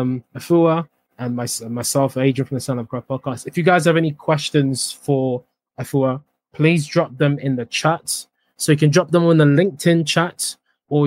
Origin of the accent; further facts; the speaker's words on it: Accra, Greater Accra, Ghana; Not far from Morningstar where I went to school